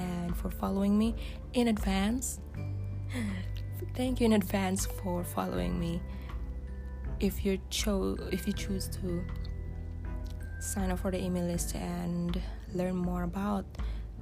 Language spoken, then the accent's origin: English; Philippines; English is a second language; the way we write online speaks the way we grew up, our ethnicity, and as Filipino